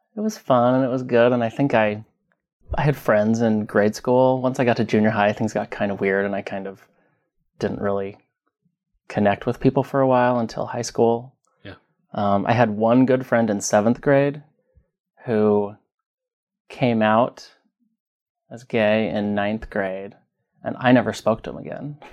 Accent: Southeast Idaho, United States; also born or lived in Twin Falls, Idaho / Pocatello, Idaho; Born and raised in Idaho. Born in Twin Falls. Grew up in Southeast Idaho.

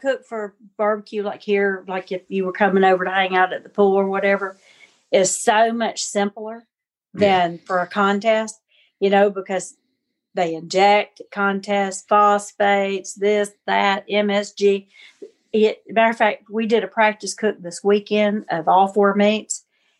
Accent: the South, United States; I'm a Southerner

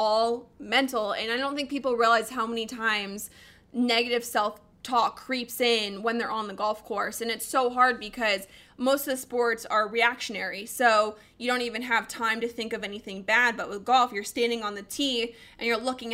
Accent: Colorado, United States; I'm a Colorado girl. I grew up in Colorado

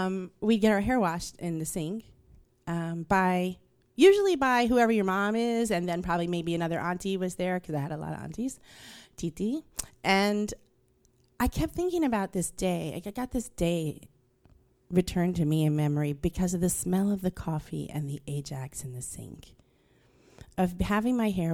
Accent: Queens, New York, United States; And where I grew up in Queens, my family lived on the street that separated the white neighborhood from the black and Hispanic neighborhood, but we lived on the white side of the street.

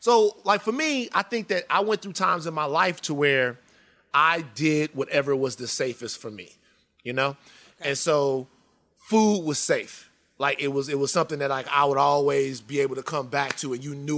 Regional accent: Louisiana, United States; Being from the South

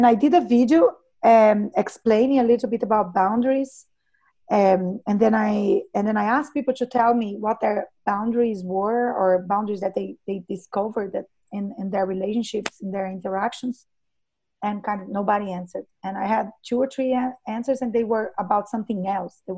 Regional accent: Brazil; I worked 4 or 5 years as a doula here in my hometown

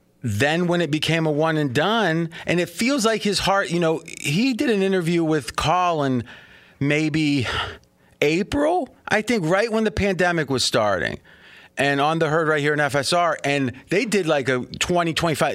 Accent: Ohio, United States; now in Las Vegas, United States; I'm not a Southern boy, right? I grew up in Ohio

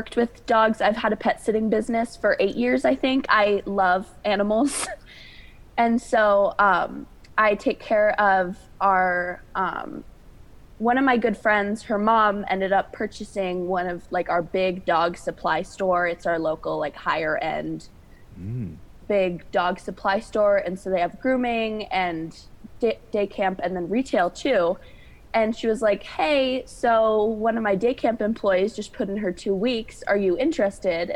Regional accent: Montana, United States; I'm from Montana. I've lived here my whole life.

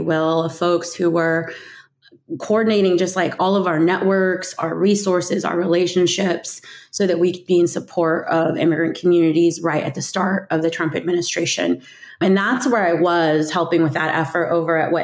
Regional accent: Carson City, Nevada, United States; moved away as an adult; I grew up in Carson City, Nevada, which is a smaller Mountain West town.

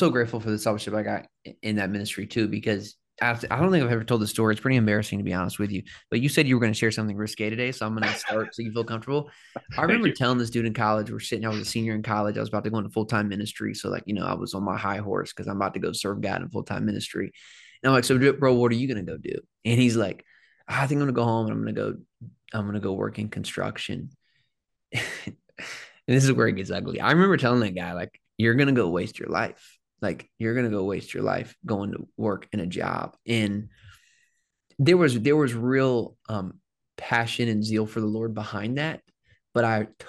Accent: the South, United States; moved away as an adult; now in Phoenix, United States; I'm from the South

